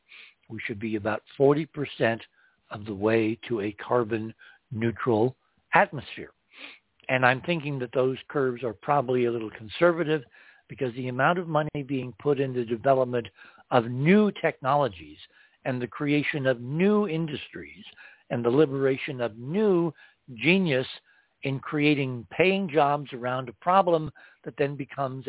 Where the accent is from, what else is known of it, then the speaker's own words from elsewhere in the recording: New England, United States; now in New Mexico, United States; growing up in New England